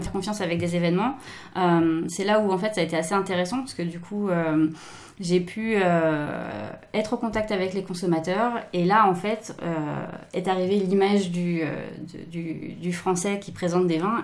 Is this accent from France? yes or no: yes; France; moved away as an adult; now in Japan; en tant que Française